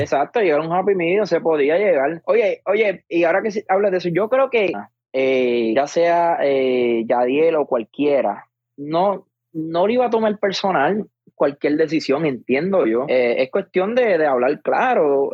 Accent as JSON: {"language": "Spanish", "country": "Puerto Rico", "said": "como puertorriqueño"}